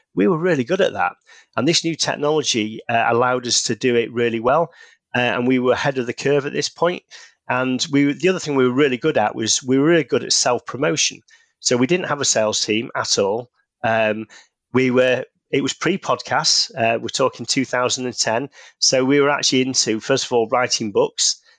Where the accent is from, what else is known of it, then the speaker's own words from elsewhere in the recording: Manchester, North West England, United Kingdom; you can probably tell from the accent, based in the U K, in, uh, the, the north, uh, of England, in Manchester